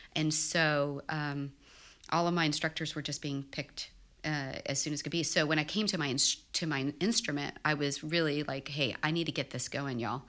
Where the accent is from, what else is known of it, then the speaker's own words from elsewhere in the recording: Houston, Texas, United States; I grew up in Houston